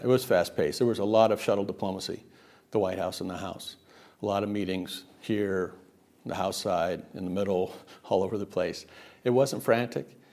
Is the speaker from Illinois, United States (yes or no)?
no; Riverside, California, United States; moved away; also born or lived in Savannah / Washington, D.C.; Riverside, California. It's, uh, the Inland Empire. It's where the smog settles from L A. Uh, but I grew up there